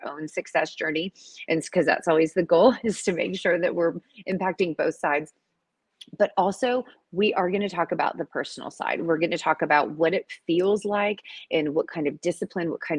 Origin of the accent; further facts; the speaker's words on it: Atlanta, Georgia, United States; moved away; I am in the ATL, the Dirty South, y'all, for a speaking engagement this week. Super exciting. And this is my hometown, so I'm in my old stomping ground.